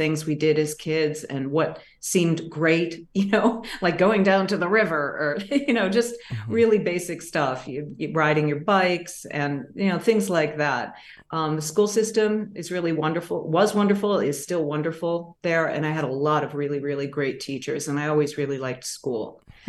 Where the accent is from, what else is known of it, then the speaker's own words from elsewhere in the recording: Massachusetts, United States; I mean, I didn't grow up in the city. I grew up outside of Boston, southwest in a small town.